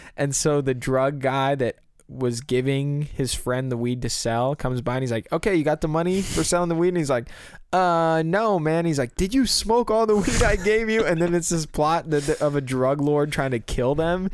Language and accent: English; Silicon Valley, California, United States; we're from the Silicon Valley